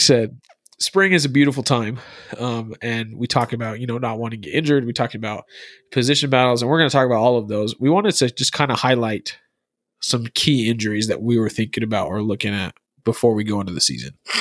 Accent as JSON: {"language": "English", "region": "Arizona", "country": "United States", "said": "Through and through, I'm from Arizona"}